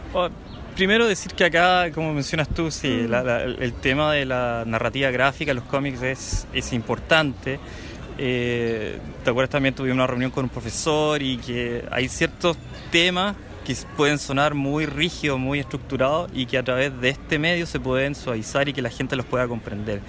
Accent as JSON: {"language": "Spanish", "country": "Chile", "tie": "born or raised there", "moved": "yes", "lives_now": "Canada", "said": "llevo harto tiempo acá, pero crecí en Chile"}